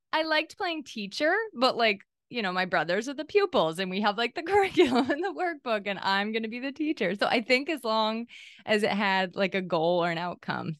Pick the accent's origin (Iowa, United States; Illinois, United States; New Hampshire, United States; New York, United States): New Hampshire, United States; also born or lived in Maine; I was born in Maine, and then we moved to New Hampshire when I was eight.